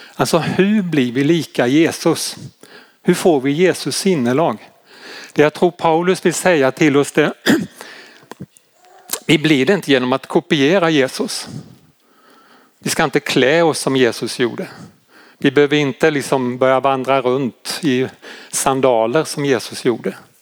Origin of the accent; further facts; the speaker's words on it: Malmö, Skåne, Sweden; Nu kommer jag ju från Malmö-trakten